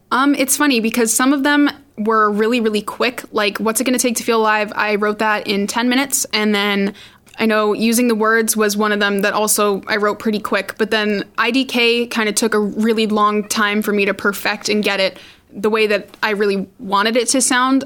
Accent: Randolph, Massachusetts, United States; I'm 16. I'm from Randolph, Massachusetts.

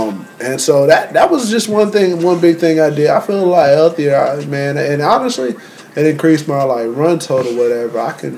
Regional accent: the South, United States; I'm from the South.

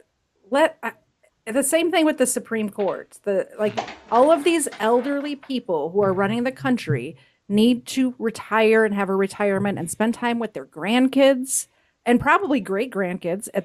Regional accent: Chicago, Illinois, United States; moved away; I'm from Chicago

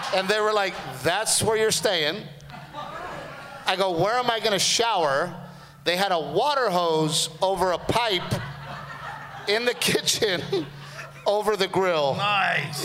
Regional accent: Texas, United States; as a Texan

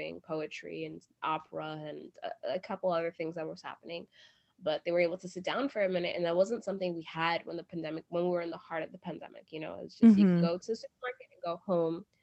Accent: New York City, New York, United States; moved away as an adult; now in Brooklyn, United States; we are from Queens

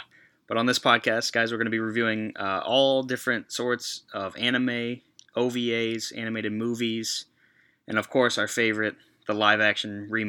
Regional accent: Missouri, United States; I'm from St. Louis, Missouri. I'm not actually from St. Louis, but everybody from St. Louis or Missouri says that just to make it easier for everybody to understand.

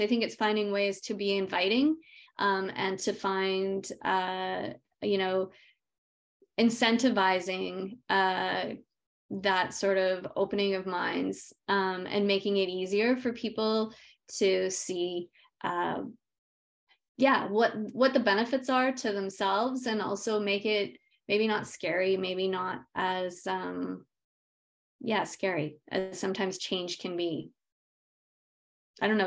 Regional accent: Yukon, Canada; I grew up in the Yukon, came back home with that.

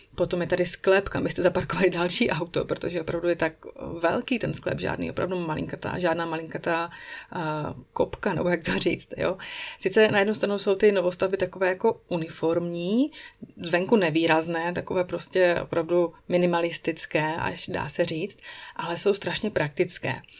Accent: Moravia, Czechia; moved away as an adult; now in Switzerland; u nás na Moravě

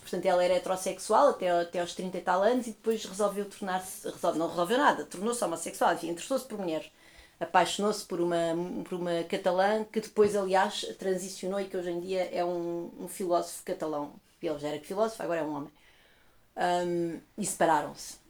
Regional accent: Portugal; eu sou portuguesa

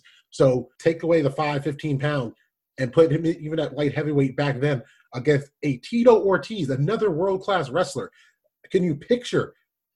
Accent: East Coast, United States; being an American from the East Coast.

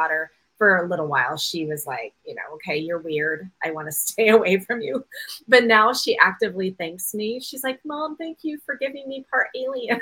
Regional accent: Olympia, Washington, United States; I'm from Olympia, Washington.

